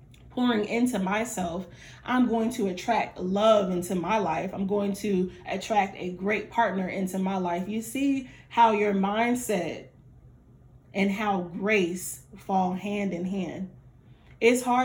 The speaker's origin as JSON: {"language": "English", "town": "Fayetteville", "region": "North Carolina", "country": "United States", "said": "I'm from Fayetteville"}